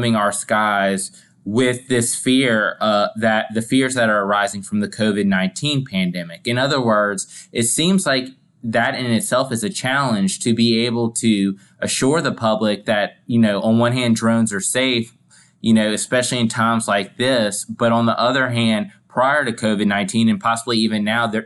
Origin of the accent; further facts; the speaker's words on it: Louisiana, United States; In my home state, Louisiana